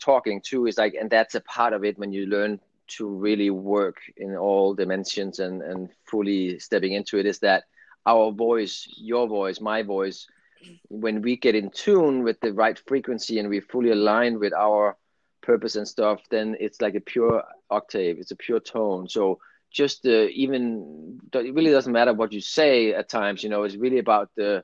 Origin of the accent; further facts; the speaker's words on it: Denmark; English is a second language; moved away as an adult; now in California, United States; English is my second language too. I'm from Denmark and I lived there for 22 right. years now, and ended up in California